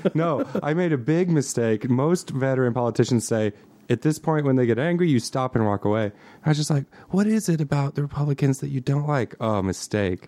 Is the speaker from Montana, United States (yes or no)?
yes; Montana, United States; I'm from Montana